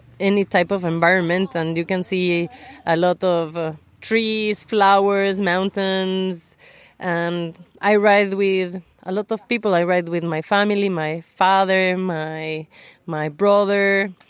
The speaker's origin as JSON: {"language": "English", "country": "Mexico", "second_language": "English", "said": "from Mexico, and in Mexico I ride a 1200"}